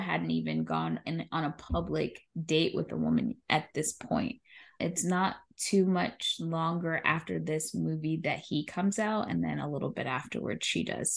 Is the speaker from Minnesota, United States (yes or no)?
no; New York, United States; as a New Yorker